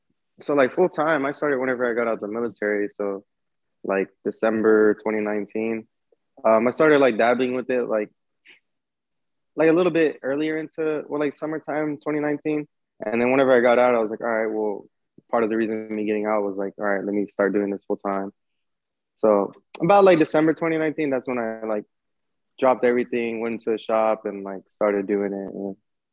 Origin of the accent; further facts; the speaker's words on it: Harlingen, Texas, United States; I'm from like the border town, so like Harlingen.